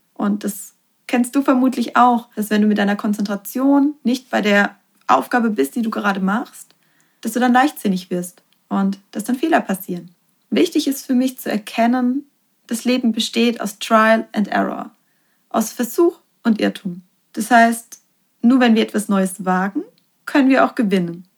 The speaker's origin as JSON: {"language": "German", "country": "Germany", "said": "bei uns in Deutschland"}